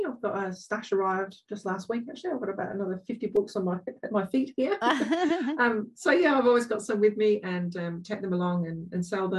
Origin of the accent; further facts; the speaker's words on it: England, United Kingdom; accent: English; now in Australia; I grew up in England